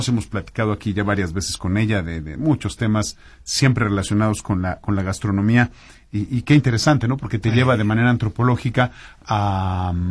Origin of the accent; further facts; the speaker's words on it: Puebla, Mexico; Fíjate que nosotros somos poblanos